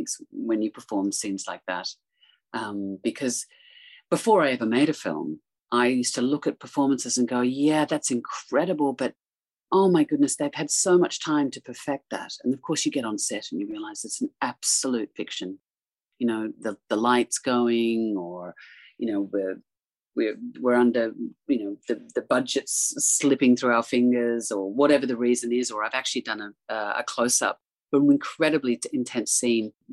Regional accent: Australia; growing up in Australia

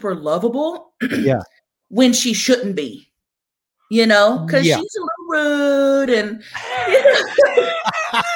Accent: Oklahoma, United States; growing up in Oklahoma

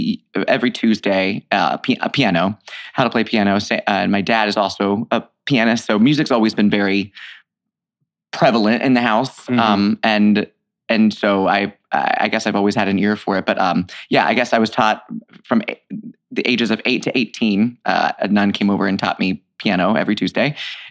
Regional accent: Fairfield, Ohio, United States; moved away as an adult; also born or lived in Boston; now in New York, United States; I grew up in a town called Fairfield, Ohio, which is between Dayton and Cincinnati.

